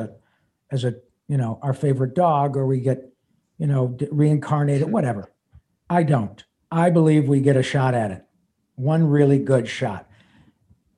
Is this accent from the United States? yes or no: yes; Flint, Michigan, United States; moved away as an adult; I came from Central Michigan. Flint